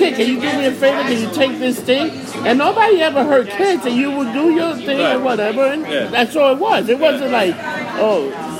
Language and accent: English; New York City, New York, United States; I grew up in Hell's Kitchen on 37th Street in Mine Valley. I was born